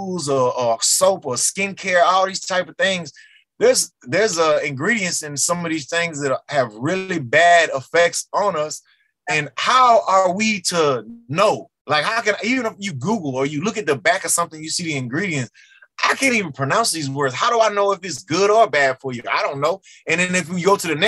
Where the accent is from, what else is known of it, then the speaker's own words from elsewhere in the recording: Texas, United States; growing up in Texas, where I grew up